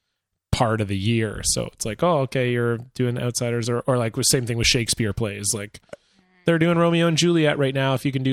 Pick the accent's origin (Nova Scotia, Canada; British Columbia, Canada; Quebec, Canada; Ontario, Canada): British Columbia, Canada; White Rock; And growing up in White Rock.